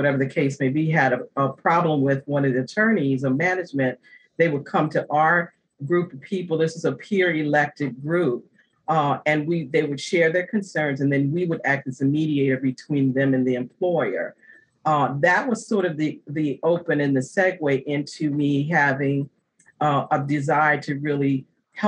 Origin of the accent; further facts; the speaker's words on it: Virginia, United States; moved away; also born or lived in New Jersey / New York; I made the transition back to Virginia, which is my home state